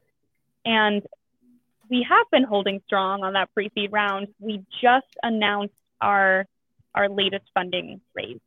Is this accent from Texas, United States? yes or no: no; Northern Virginia, United States; moved away as an adult; also born or lived in Chicago; I actually am from Virginia, but not from this area. I'm from Northern Virginia, went to school in Chicago